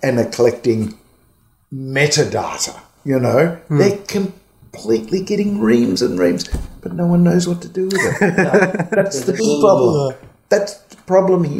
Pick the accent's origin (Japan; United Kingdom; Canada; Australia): Australia; I'm an Aussie